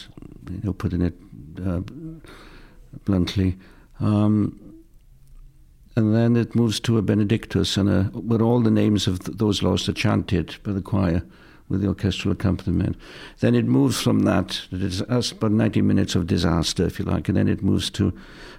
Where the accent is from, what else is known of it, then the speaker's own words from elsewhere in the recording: Penclawdd, Wales, United Kingdom; moved away as an adult; now in England; I've always had a home in Wales. One where I grew up, little cottage in Penclawdd